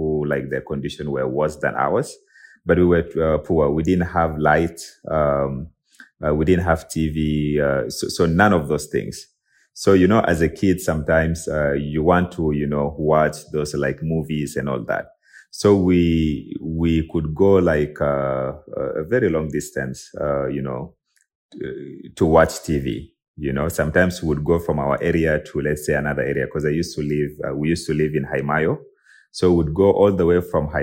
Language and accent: English; South Sudan; a South Sudanese tech and IP lawyer, born and raised in South Sudan.